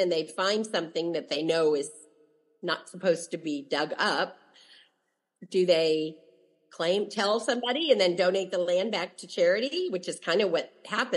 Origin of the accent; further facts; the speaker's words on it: Dayton, Ohio, United States; I'm from Dayton, Ohio, and I had been there as a child